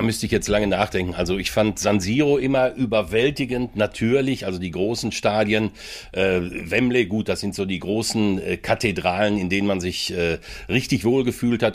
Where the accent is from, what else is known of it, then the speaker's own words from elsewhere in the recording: Werne, North Rhine-Westphalia, Germany; also born or lived in Essen; Ich bin in, äh, in Essen geboren, ich bin in Werne groß geworden. Da bin ich also mit vier Jahren mit meinen äh, Eltern und meinen Brüdern äh, hingekommen